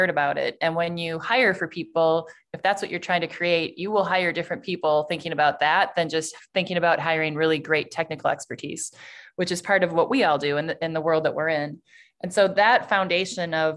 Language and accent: English; Sheboygan, Wisconsin, United States; I grew up in Sheboygan, Wisconsin, which is about 60,000 people.